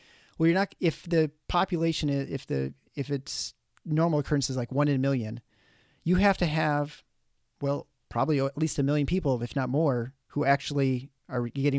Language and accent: English; Canada; I'm impressed as a Canadian that you got the Fahrenheit there too.